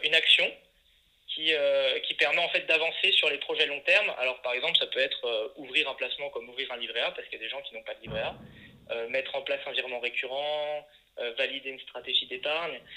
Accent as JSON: {"language": "French", "town": "Le Creusot", "region": "Bourgogne-Franche-Comté", "country": "France", "also_born_or_lived": "Paris", "moved": "yes", "said": "je viens de la Bourgogne, d'une ville qui s'appelle Le Creusot"}